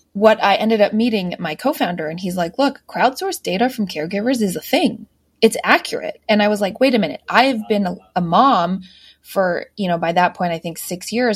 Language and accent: English; United States; I grew up outside just outside Washington D.C.